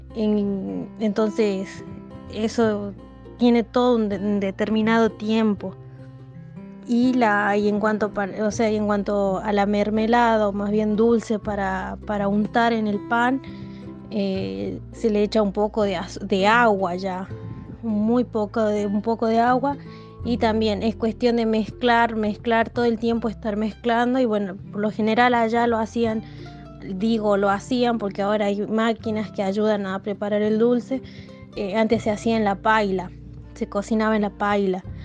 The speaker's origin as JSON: {"language": "Spanish", "town": "El Peñón", "region": "Catamarca", "country": "Argentina", "said": "soy del Peñón Antofagasta de la Sierra"}